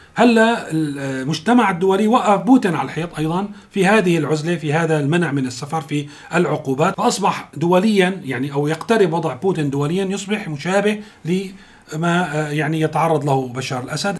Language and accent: Arabic; Syria; نحن كسوريين